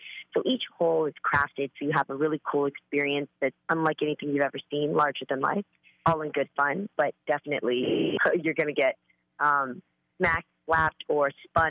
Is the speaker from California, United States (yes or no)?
yes; California, United States; I'm the girl from the Bay, man.